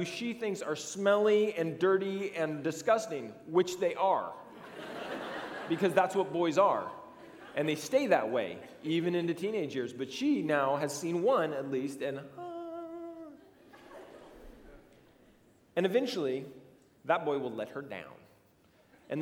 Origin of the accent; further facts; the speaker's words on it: United States; our psyche as Americans